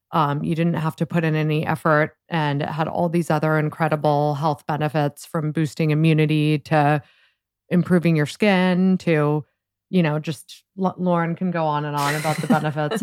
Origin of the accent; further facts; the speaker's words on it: Columbus, Ohio, United States; moved away as an adult; also born or lived in Washington, D.C. / New York; I grew up in Columbus, Ohio